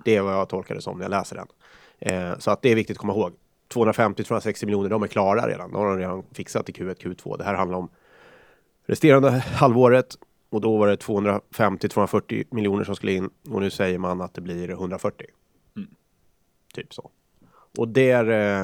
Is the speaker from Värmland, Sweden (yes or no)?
no; Karlskoga, Örebro County, Sweden; hemma i Karlskoga